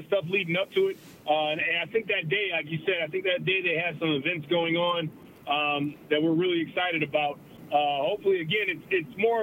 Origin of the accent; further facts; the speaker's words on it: Racine, Wisconsin, United States; growing up in Racine, we used to go up to County Stadium